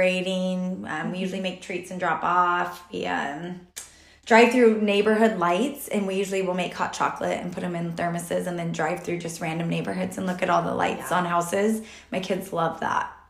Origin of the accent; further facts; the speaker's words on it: Texas, United States; also born or lived in Utah / Modesto, California / San Jose, California / Rocklin, California; now in Roseville, United States; originally I'm from Texas